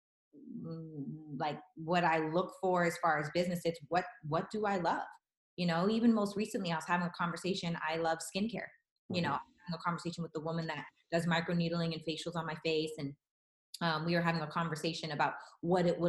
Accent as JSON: {"language": "English", "town": "Regina", "region": "Saskatchewan", "country": "Canada", "moved": "yes", "lives_now": "Los Angeles, United States", "said": "I'm from Regina, Saskatchewan, and I live in Los Angeles, California. So went from little house on the prairie to big city LA."}